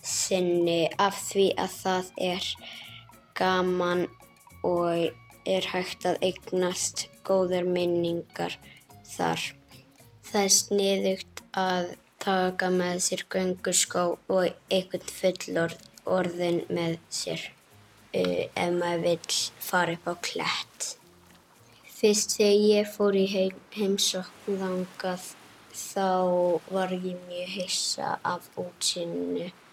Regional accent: Borgarnes, Western Region, Iceland; ég er frá Borgarnesi á Vesturlandi

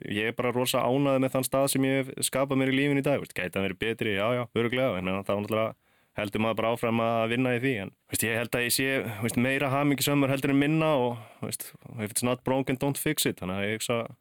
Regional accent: Akranes, Western Region, Iceland; moved away as an adult; ólst upp upp á Akranesi

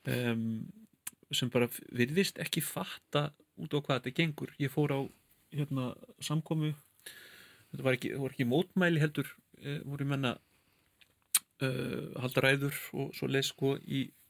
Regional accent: London, United Kingdom; now in Iceland; sem kvítur maður sem ólst upp í London og flutti til Íslands

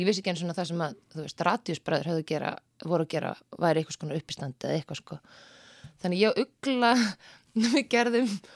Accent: Seltjarnarnes, Capital Region, Iceland; also born or lived in Reykjavík; bjóð fyrst án á Seltetanesi mm. og var í Mýrahúsaskóla

